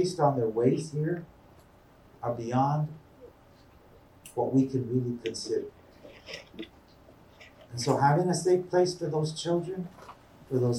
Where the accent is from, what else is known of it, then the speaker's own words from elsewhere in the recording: Tucson, Arizona, United States; When I was a little kid, I grew up in Armory Park